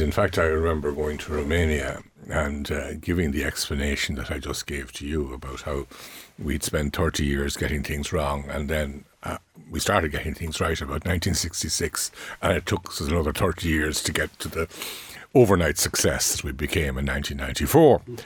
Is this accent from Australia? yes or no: no; Ireland; we are an English-speaking country operating a common law legal system